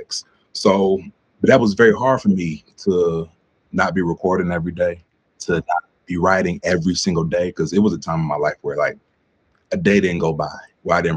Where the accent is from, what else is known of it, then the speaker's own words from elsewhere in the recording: Cleveland, Ohio, United States; moved away as an adult; now in Pittsburgh, United States; I recently relocated to Pittsburgh. I'm from Cleveland